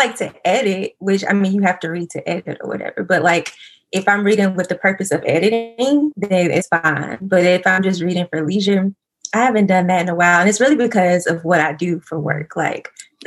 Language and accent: English; Georgia, United States; I was born and raised in Georgia